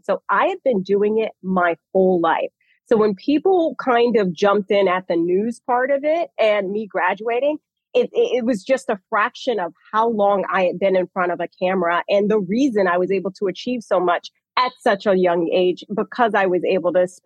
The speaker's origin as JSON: {"language": "English", "town": "Atlanta", "region": "Georgia", "country": "United States", "tie": "born or raised there", "said": "born and raised in Atlanta"}